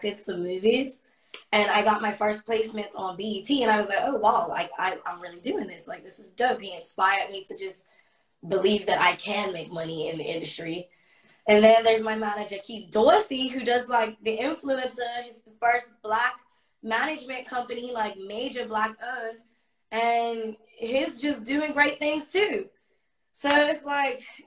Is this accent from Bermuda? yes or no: yes; Bermuda; moved away as an adult; also born or lived in United States; I'm from Bermuda